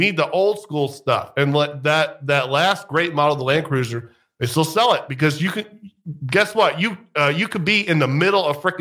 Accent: United States; I'm American.

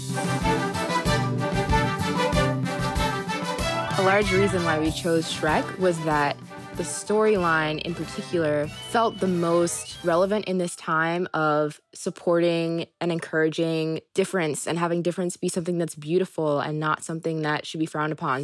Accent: Fluvanna, Virginia, United States; also born or lived in Charlottesville; I was born in Fluvanna, but in a, a lot of ways Charlottesville raised me

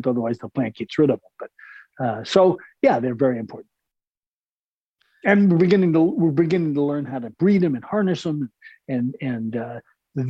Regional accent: New York, United States; I grew up in New York

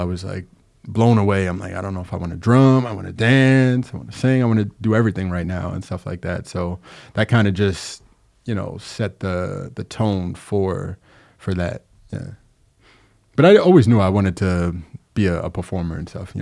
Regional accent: Long Island, New York, United States; now in Capital Region, United States; I'm actually from Long Island, but I've been here since like 2011

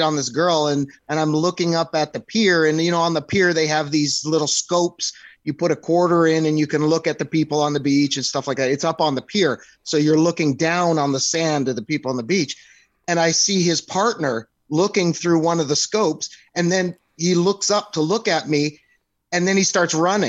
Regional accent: Canada; moved away as an adult; also born or lived in California; being from a small town and I'm Canadian

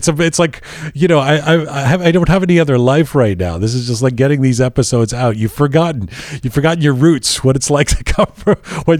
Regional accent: London, United Kingdom; also born or lived in Canada; you grew up in Iran, I grew up in London and then in Canada, but we have this common connective tissue.

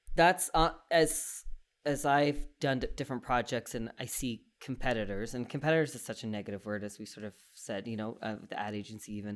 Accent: East Coast, Canada; now in Calgary, Canada; I'm from the East Coast

